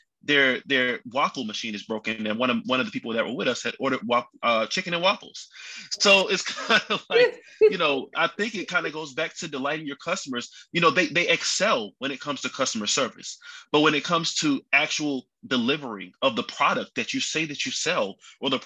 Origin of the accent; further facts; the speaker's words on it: Baltimore, Maryland, United States; now in Charlotte, United States; I'm also originally from Baltimore, Maryland